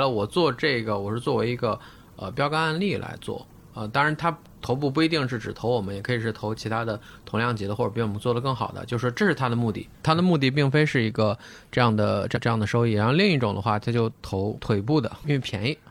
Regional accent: Shandong, China; 咱们山东人就一直走在版

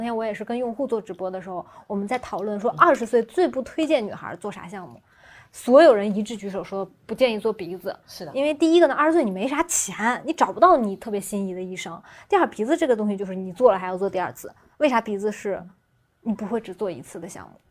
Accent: Xuzhou, Jiangsu, China; moved away; 我老家在徐州嘛

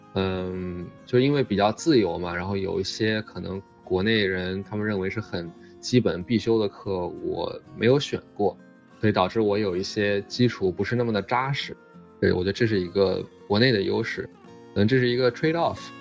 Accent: China; moved away as an adult; now in United States; 我觉得这个改变如果一直待在中国，真的嗯很难做到

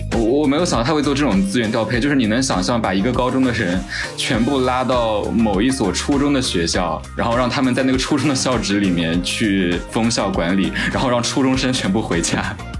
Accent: Jiangsu, China; 来自江苏，然后我比小马哥应该是正好小十岁

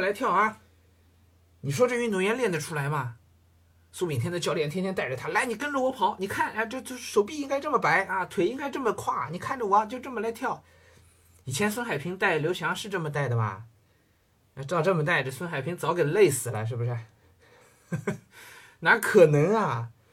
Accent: China; 包括我们中国人

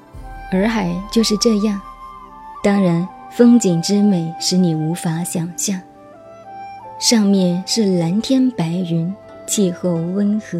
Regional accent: Yueqing, Zhejiang, China; 山上的湖就是雁荡湖，在浙江乐清，我的家乡。可惜我没有上去过。

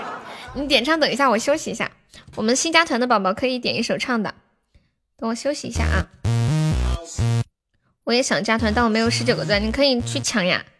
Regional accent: Guangxi, China; 我是我是广西的，广西的表妹。

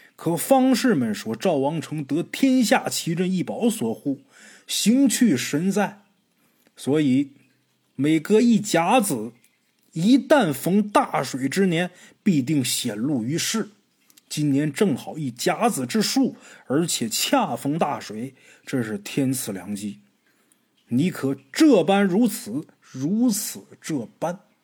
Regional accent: Northeast China, China; 老家，东北这边也这么叫

